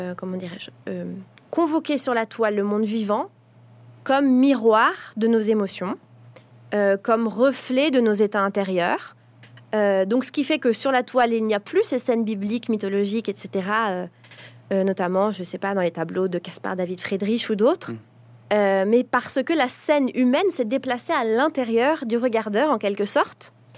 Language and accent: French; Paris, Île-de-France, France; j'ai grandi à Paris